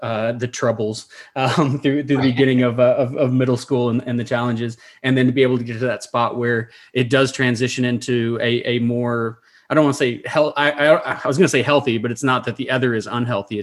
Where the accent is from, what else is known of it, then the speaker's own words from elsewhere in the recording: Somerset, Kentucky, United States; moved away; my time in Somerset and growing up in Eastern Kentucky